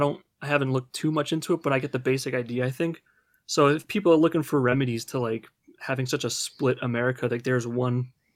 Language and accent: English; New Jersey, United States; Like, I'm not even from California. I'm from New Jersey, but I'm interested in it.